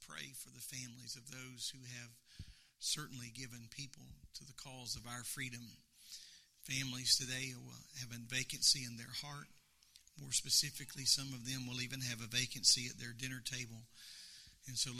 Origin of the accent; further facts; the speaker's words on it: United States; I am an American